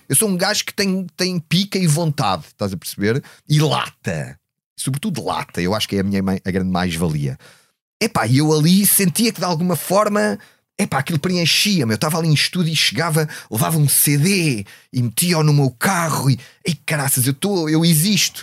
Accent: Odivelas, Lisbon, Portugal; vinha de Odivelas, onde era tudo uma coisa muito classe operária

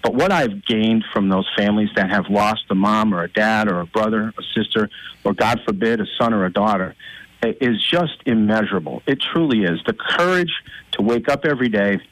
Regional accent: Old Forge, Pennsylvania, United States; We both hail from Old Forge, just a few blocks away from each other

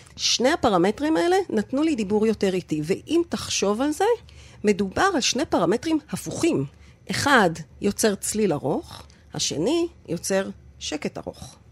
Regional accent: Sde Ilan, Northern District, Israel; גדלתי במושב, ליד רפתות

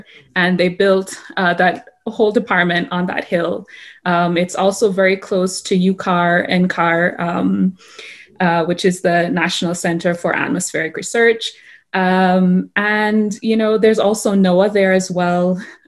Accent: Jamaica; now in Colorado, United States; Jamaica doesn't exactly have this specialized or well-known department for climate and weather, right?

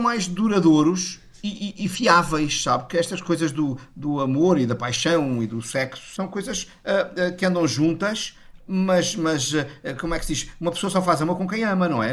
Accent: Portugal; eu como português

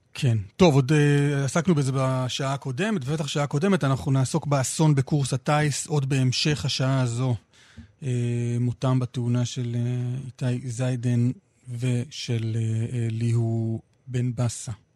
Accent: Jerusalem, Jerusalem District, Israel; אני כילד ירושלמי גדלתי עם, ה... עם המיתוס הזה שירושלים היא מרכז המדינה.

